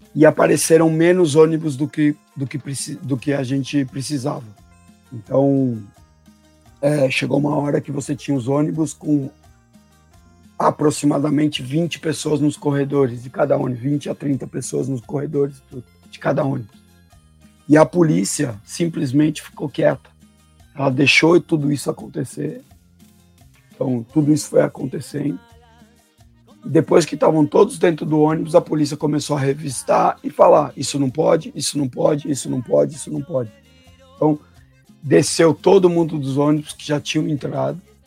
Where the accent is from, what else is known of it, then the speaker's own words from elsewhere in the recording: Argentina; now in Brazil; eu, como argentino